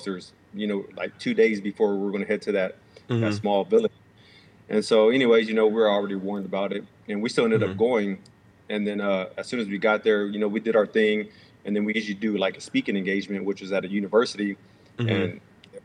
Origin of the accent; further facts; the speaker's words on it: Houston, Texas, United States; a guy I grew up with here in Houston